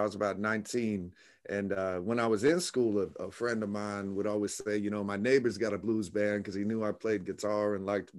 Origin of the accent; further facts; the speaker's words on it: Orlando, Florida, United States; also born or lived in Tampa, Florida; I was born and raised in Orlando. I moved to Tampa, Florida